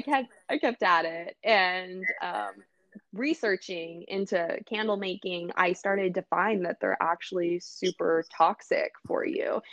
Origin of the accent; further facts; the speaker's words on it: Los Angeles, California, United States; also born or lived in Dallas, Texas; I was born in Dallas actually, and I moved to Los Angeles when I was young